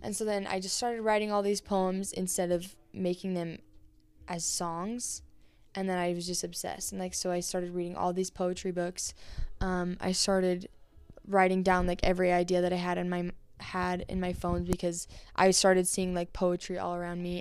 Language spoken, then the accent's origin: English; Vernal, Utah, United States; now in Spanish Fork, United States; I grew up in Vernal, Utah, and, um, Vernal was definitely a different atmosphere from Spanish Fork, where I live now